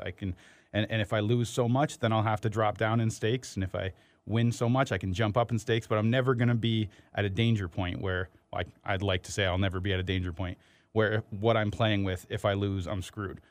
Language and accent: English; Windsor, Ontario, Canada; I grew up in Windsor